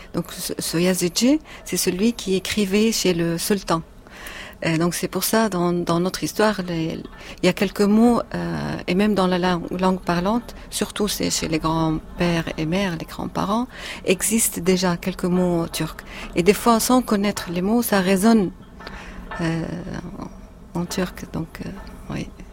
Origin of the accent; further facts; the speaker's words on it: Syria; moved away as an adult; now in France; La première fois quand j'ai quitté la Syrie en 2012